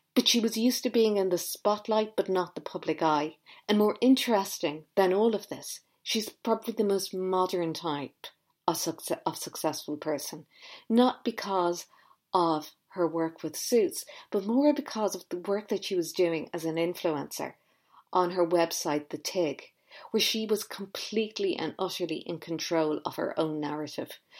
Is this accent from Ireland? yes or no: yes; Ireland; I grew up in Ireland